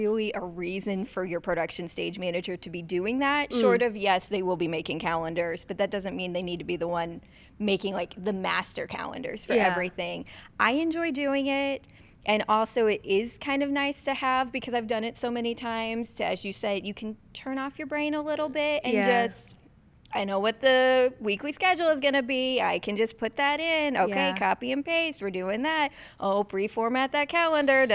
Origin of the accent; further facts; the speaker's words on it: south of St. Louis, Missouri, United States; I grew up in Missouri, south of St. Louis.